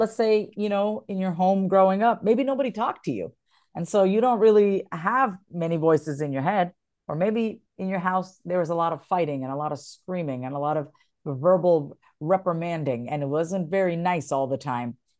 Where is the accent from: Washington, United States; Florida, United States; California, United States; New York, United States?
New York, United States; moved away as an adult; also born or lived in Kansas; now in Austin, United States; I'm originally a New Yorker, born and raised, but I've been here for ten years almost